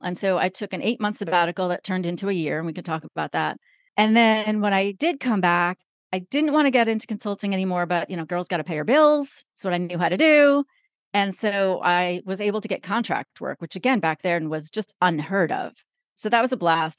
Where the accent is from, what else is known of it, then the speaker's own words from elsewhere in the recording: New York, United States; I am originally from New York.